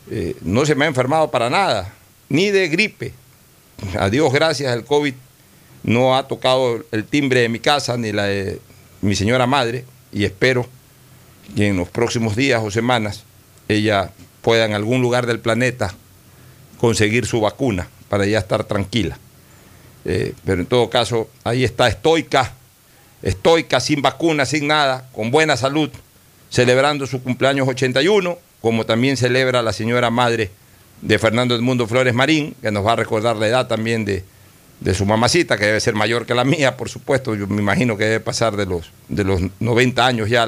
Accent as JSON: {"language": "Spanish", "town": "Guayaquil", "region": "Guayas", "country": "Ecuador", "said": "Este, mi mamá es de Manta, yo soy de Guayaquil."}